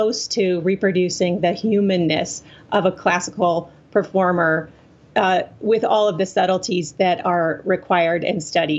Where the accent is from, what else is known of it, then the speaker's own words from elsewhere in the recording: the South, United States; this is like, you know, the ironies of growing up in the South, I think.